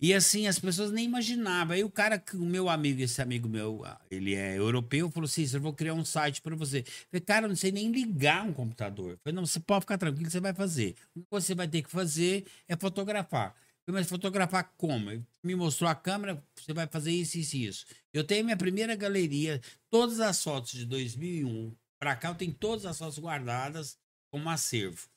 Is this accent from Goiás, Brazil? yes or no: yes; Goiânia, Goiás, Brazil; also born or lived in Uberlândia, Minas Gerais / Itumbiara, Goiás; now in Caldas Novas, Brazil; Eu sou natural da cidade de Goiânia, minha família é toda na cidade de Goiânia